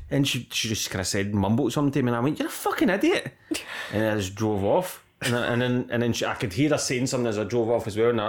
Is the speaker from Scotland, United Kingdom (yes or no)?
yes; Scotland, United Kingdom; We're Scottish